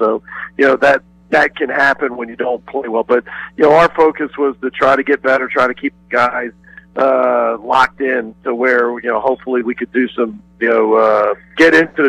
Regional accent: Clearwater, Florida, United States; moved away; I grew up in South Florida, Clearwater, St. Pete area, Tampa Bay, which, is on the other coast, on the Gulf Coast. Probably about a 4.5 hour ride from here.

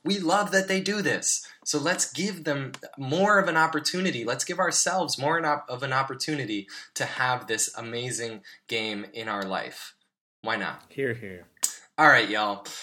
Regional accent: United States; as a U.S. citizen

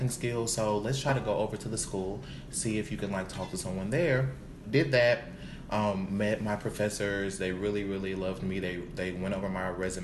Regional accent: Alexandria, Louisiana, United States; moved away as an adult; now in Houston, United States; I'm from Louisiana. A small town, Alexandria, Louisiana.

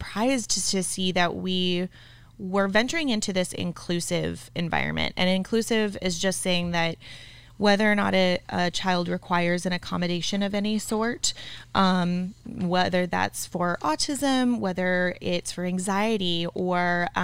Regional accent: Flagstaff, Arizona, United States; also born or lived in Tucson; I'm from Flag

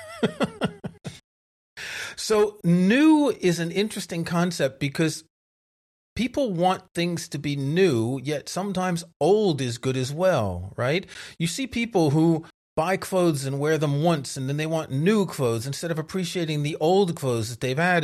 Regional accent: New York, United States; when I was growing up in New York, most of my friends were Jewish

